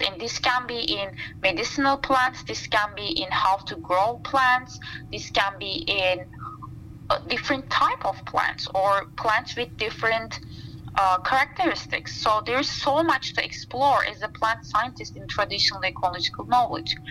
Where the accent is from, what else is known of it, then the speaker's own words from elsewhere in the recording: Istanbul, Turkey; moved away as an adult; also born or lived in Black Sea region, Turkey / eastern Turkey / Montana, United States; now in Madison, United States; Istanbul feels like home to me um, since I was born and raised there